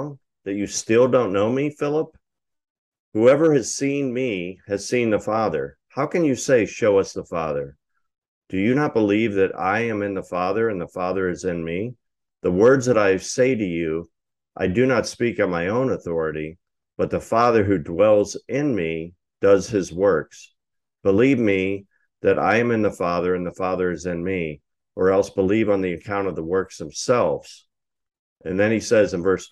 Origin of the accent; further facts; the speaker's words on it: United States; we're Americans